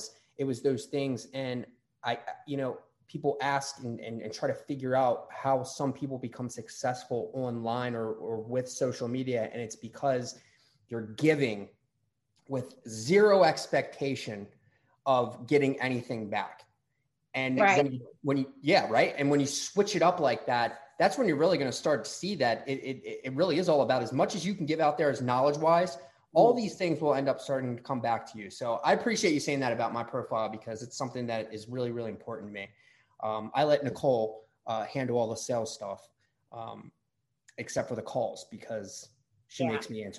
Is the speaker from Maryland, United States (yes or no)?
yes; Maryland, United States; we're from Maryland, so there's not a lot of places to go in Maryland